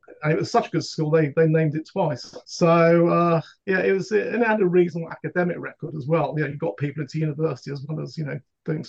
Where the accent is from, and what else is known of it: Wolverhampton, West Midlands, United Kingdom; born or raised there; moved away as an adult